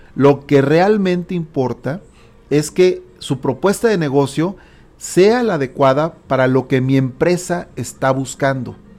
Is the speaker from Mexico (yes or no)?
yes; Mexico; Como buen mexicano que yo soy